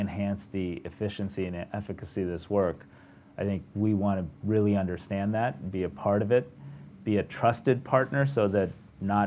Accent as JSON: {"language": "English", "town": "Detroit", "region": "Michigan", "country": "United States", "tie": "born or raised there", "said": "I grew up around Detroit"}